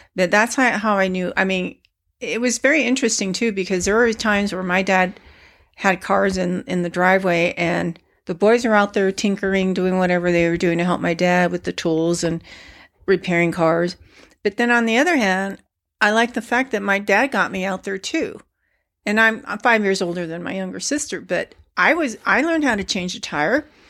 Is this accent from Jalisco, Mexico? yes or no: yes; Guadalajara, Jalisco, Mexico; my parents were born and raised in Guadalajara, as well as my brother